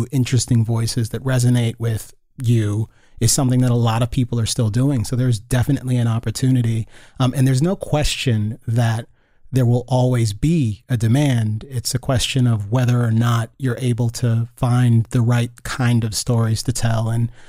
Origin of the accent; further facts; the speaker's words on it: Gaithersburg, Maryland, United States; also born or lived in Loudoun County, Virginia; First in, I guess that was Loudoun County, Virginia. And then we moved from Virginia to Maryland and I went to school in Gaithersburg, Maryland